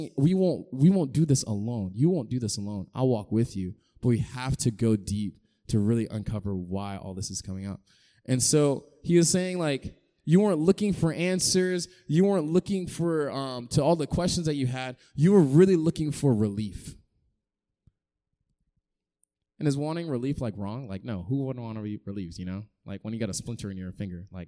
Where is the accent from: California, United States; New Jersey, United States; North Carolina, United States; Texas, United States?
North Carolina, United States; Raleigh; moved away; I'm from North Carolina originally